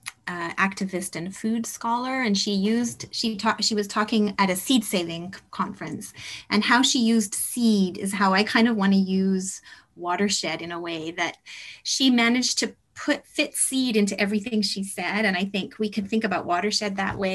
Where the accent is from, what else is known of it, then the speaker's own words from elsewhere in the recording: Sherwood Park, Alberta, Canada; moved away; I grew up partly in Sherwood Park outside of Edmonton